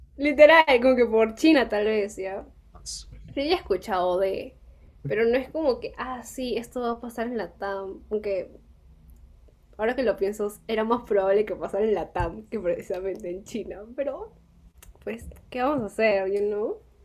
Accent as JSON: {"language": "Spanish", "country": "Peru", "said": "nosotros como peruanos"}